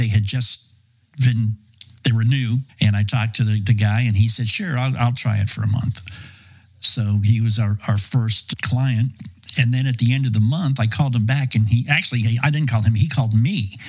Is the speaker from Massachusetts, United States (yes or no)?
yes; Boston, Massachusetts, United States; also born or lived in New York; I grew up in Boston and New York